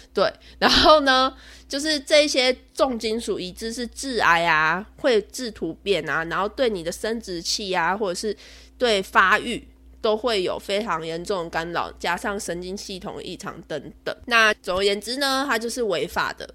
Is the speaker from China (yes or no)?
no; Zhunan, Miaoli County, Taiwan; 我的家乡，也就是我苗栗县竹南镇